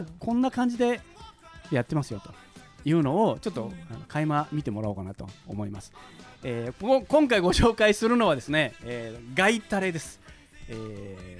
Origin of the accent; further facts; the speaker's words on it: Shimonoseki, Yamaguchi, Japan; 僕あの山口県の、えー、下関市もっと言うと彦島っていうねあのー、人口2万人ぐらいの、まあ、小さな島で、えー、生まれ育ったんですけど